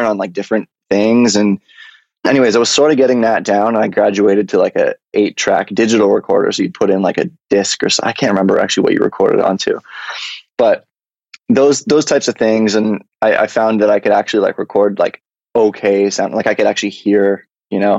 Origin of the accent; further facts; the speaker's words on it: London, Ontario, Canada; moved away as an adult; also born or lived in Toronto, Ontario; now in Los Angeles, United States; I grew up in London, Ontario, moved to Toronto about 8 years ago